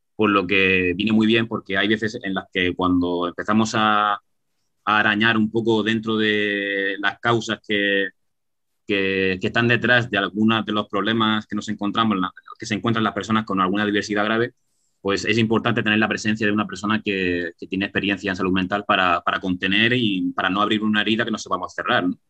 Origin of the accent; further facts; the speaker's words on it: Region of Murcia, Spain; Que somos, que somos muy murcianos en el taller, que somos muy murcianos